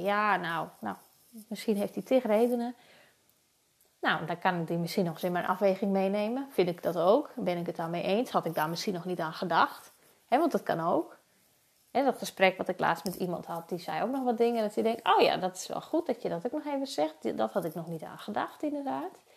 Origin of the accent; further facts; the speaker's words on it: Friesland, Netherlands; Ik kom uit Friesland